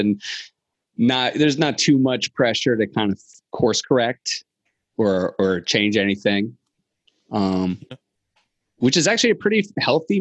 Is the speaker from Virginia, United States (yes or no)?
yes; Virginia, United States; I'm from Virginia